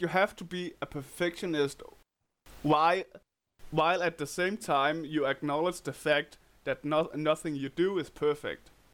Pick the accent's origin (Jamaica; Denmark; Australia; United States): Denmark; accent: Danish; English is a second language; Danish accent